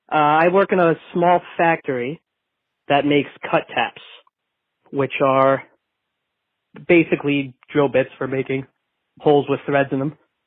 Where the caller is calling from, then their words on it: New Hampshire, United States; I'm calling from New Hampshire.